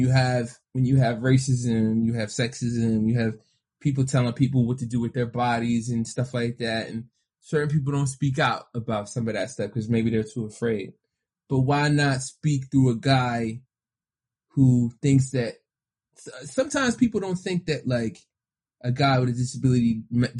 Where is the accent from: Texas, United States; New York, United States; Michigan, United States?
New York, United States; New York City; I grew up in New York City